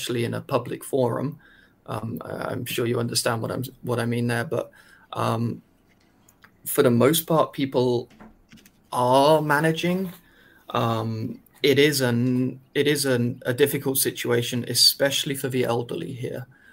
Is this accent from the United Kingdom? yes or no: yes; United Kingdom; now in China; I'm British